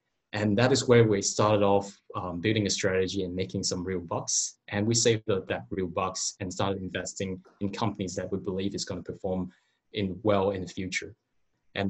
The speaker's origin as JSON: {"language": "English", "country": "Hong Kong", "moved": "yes", "lives_now": "Australia", "said": "I'm originated from Hong Kong, not from this country."}